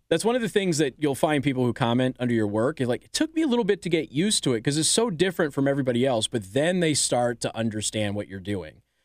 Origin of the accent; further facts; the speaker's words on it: Las Vegas, Nevada, United States; now in Michiana, United States; I was raised in Vegas